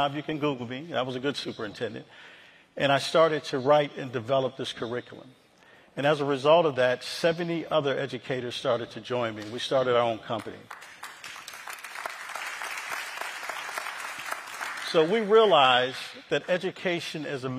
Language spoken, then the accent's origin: English; Rochester, New York, United States; I grew up in Rochester, New York, formerly Kodak's home, Xerox